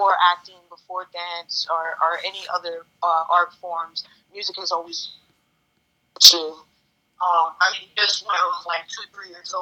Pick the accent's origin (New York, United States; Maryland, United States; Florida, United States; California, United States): Florida, United States; Orlando; moved away as an adult; now in Denver, United States; I'm originally from Orlando, Florida.